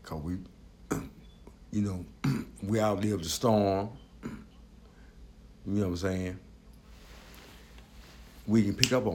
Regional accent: Chicago, Illinois, United States

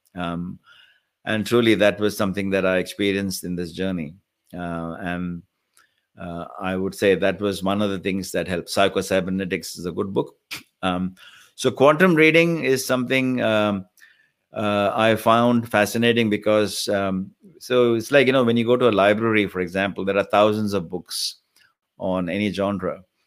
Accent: India; moved away as an adult; now in Australia; I came from India about thirty years ago

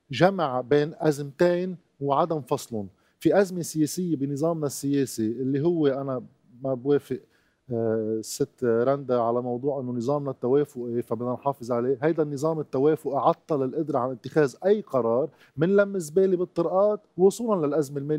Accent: Lebanon; انه فرجتنا كلنا كلبنانيين

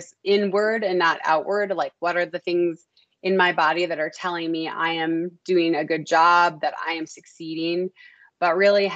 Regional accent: Minnesota, United States; I grew up in Minnesota

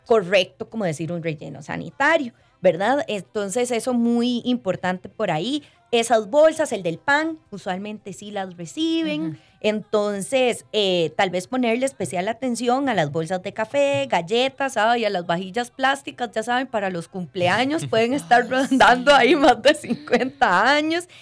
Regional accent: Costa Rica; como ticos también necesitamos

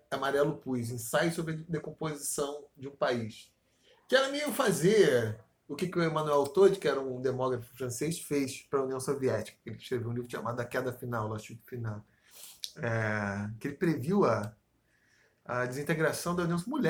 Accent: Austria; Portuguese is a second language; now in Brazil; Mas ainda bem que eu vou voltar pra Áustria e não vou ter nada a ver com esse país aqui, porque é meu país natal, né?

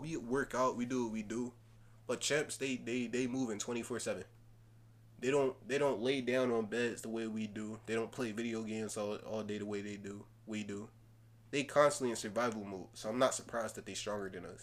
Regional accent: Philadelphia, Pennsylvania, United States; I'm from Philly

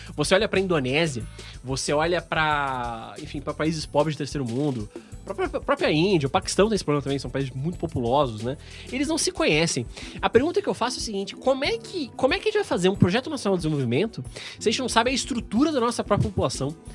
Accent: Brazil

